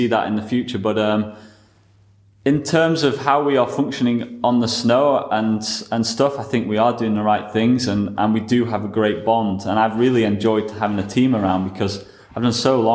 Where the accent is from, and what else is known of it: United Kingdom